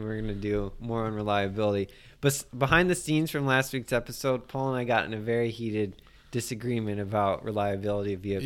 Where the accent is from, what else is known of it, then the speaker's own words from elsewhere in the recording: Iowa, United States; moved away; I enjoy the state. It's my home state.